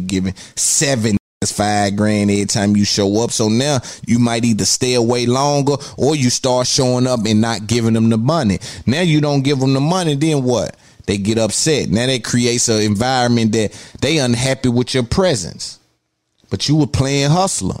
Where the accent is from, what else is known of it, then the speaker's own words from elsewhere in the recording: Nashville, Tennessee, United States; I'm from Cashville